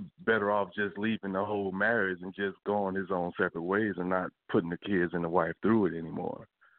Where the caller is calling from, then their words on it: West Palm Beach, Florida, United States; Hi, this is … from West Palm.